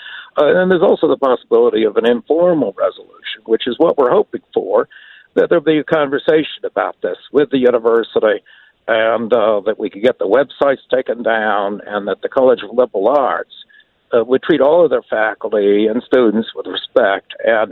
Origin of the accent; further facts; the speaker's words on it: Minnesota, United States; a Minnesotan